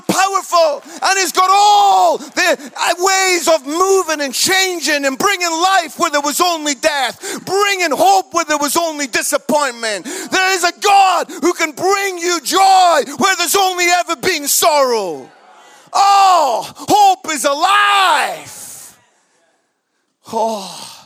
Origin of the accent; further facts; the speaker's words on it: United Kingdom; we're British